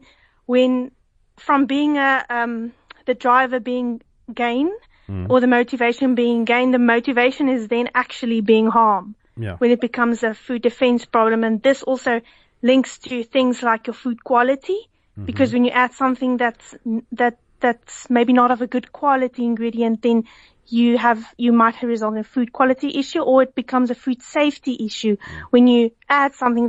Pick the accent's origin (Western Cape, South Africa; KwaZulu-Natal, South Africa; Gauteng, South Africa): Western Cape, South Africa; Villiersdorp; I'm from Villiersdorp.